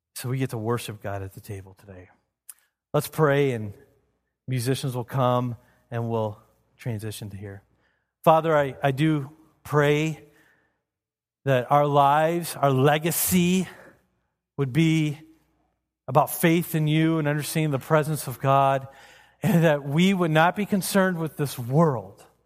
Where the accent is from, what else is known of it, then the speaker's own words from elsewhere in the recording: United States; As an American